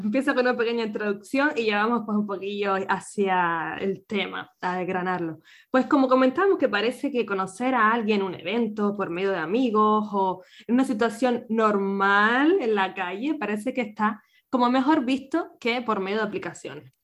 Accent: Canary Islands, Spain; moved away as an adult; now in Vienna, Austria; nací en Canarias

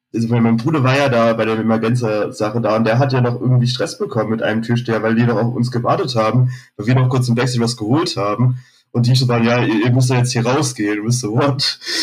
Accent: Berlin, Germany; bin da halt irgendwo in Zehlendorf in Westberlin groß geworden.

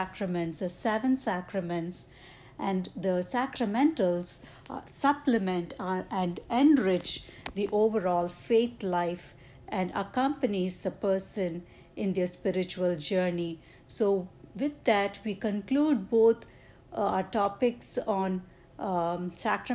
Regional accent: India; moved away; my home country in India

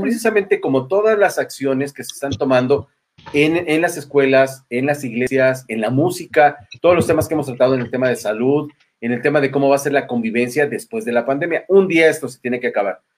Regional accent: Mexico; nosotros como mexicanos

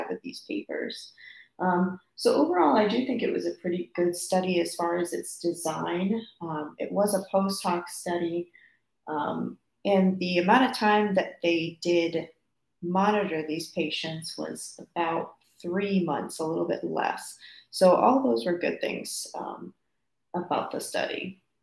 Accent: Fort Myers, Florida, United States; moved away as an adult; now in North Carolina, United States; my hometown in Florida, Fort Myers, Florida

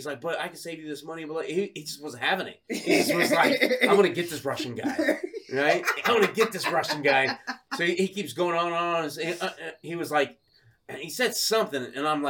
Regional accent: Sydney, New South Wales, Australia; I'm like, that's right. I'm from Sydney.

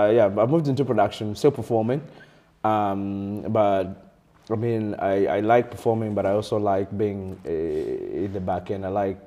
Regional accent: Uganda; moved away as an adult; now in Berlin, Germany; I was born and raised in Uganda. This is Uganda throughout.

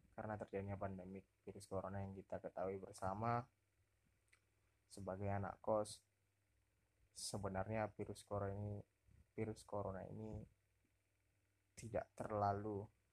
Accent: North Sumatra, Indonesia; moved away as an adult; now in Pekanbaru, Indonesia; saya orang Sumatera Utara

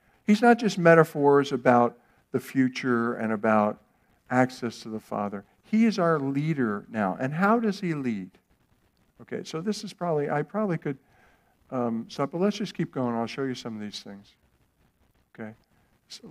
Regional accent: United States; There were things that I received by living in America, by being an American, by growing up where I did

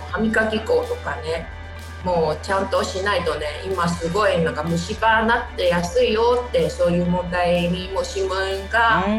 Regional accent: Taiwan; now in Japan; 台湾ですね

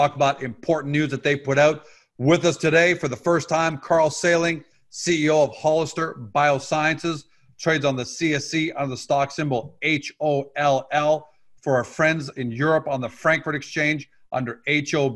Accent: Canada; I'm Canadian

